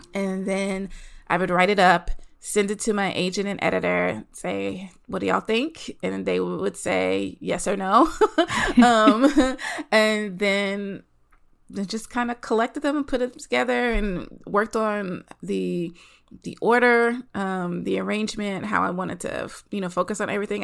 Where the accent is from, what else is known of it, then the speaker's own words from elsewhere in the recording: the South, United States; moved away as an adult; also born or lived in Los Angeles; I'm from the South, living in the South. Um, eventually, I moved